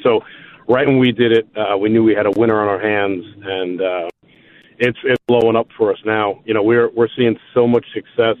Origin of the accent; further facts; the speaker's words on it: New York City, New York, United States; me and my business partner, Matt McGinley, are both born and raised in West Brighton, right near the parade route